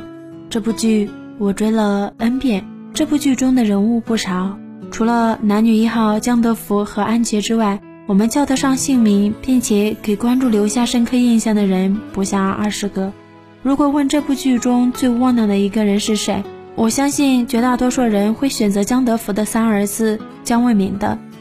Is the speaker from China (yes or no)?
yes; China; 我们中国传统文化讲究多子多福，尤其是儿子一定要多，最少也得有两个儿子才行。我本人从小是从农村长大的